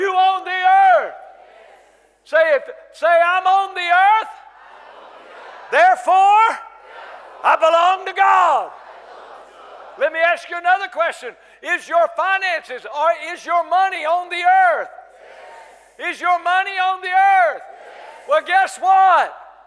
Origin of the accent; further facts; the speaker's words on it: North Carolina, United States; I'm from North Carolina, United States of America, North Carolina, from the South. Your pastor and I talk a lot alike. We say y'all